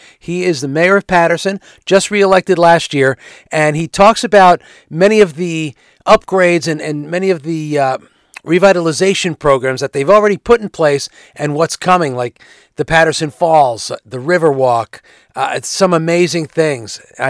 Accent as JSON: {"language": "English", "country": "Italy", "second_language": "English", "moved": "yes", "lives_now": "United States", "said": "Yeah, I'm an immigrant. We came in from Italy in mid-60s."}